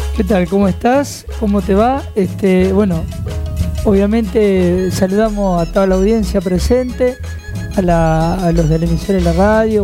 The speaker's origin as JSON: {"language": "Spanish", "town": "Quilmes", "region": "Buenos Aires Province", "country": "Argentina", "said": "nosotros venimos de Quilmes de, la zona sur de Quilmes."}